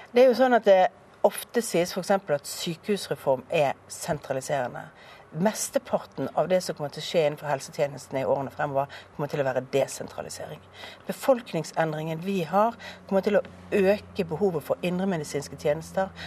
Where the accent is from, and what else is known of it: Bergen, Vestland, Norway; born or raised there